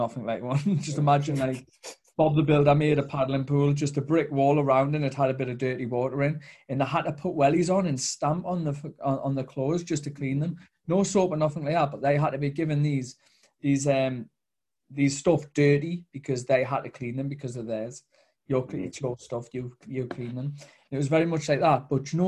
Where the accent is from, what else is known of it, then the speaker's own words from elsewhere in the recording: Newcastle upon Tyne, North East England, United Kingdom; I'm from Newcastle